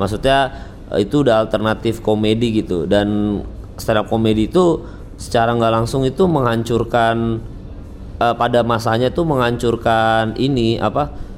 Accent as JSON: {"language": "Indonesian", "town": "Samarinda", "region": "East Kalimantan", "country": "Indonesia", "tie": "born or raised there", "moved": "yes", "lives_now": "Jakarta, Indonesia", "said": "aku dari kecil tuh makan di Samarinda"}